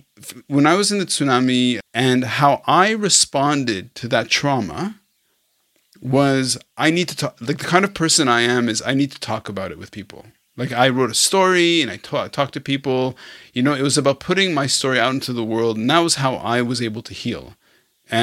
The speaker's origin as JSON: {"language": "English", "country": "Israel", "tie": "born or raised there", "also_born_or_lived": "Arad, Israel / Montreal, Canada", "moved": "yes", "lives_now": "Hong Kong", "said": "I was born in Israel. My parents moved to Montreal. 20 years ago, I moved to Hong Kong."}